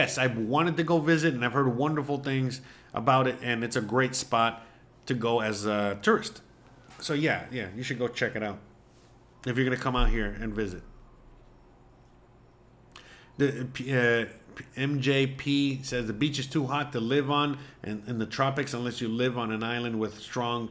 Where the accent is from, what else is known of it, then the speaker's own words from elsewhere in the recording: Florida, United States; moved away as an adult; now in Mexico; I'm from Florida, so I've always had the beach, you know, kind of close